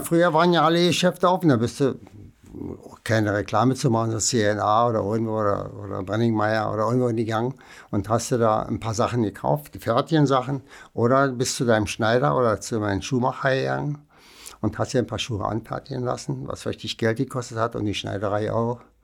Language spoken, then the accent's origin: German; Berlin, Germany; ich bin ja ein Berliner Kind. Ich bin ja 1940 geboren, also während des Krieges sozusagen. Und äh, da ich im Osten und im Westen groß geworden bin